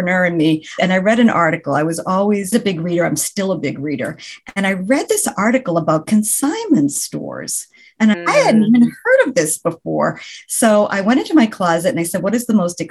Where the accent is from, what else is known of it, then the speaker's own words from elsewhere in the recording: Boston, Massachusetts, United States; I am from the Boston area, the New England area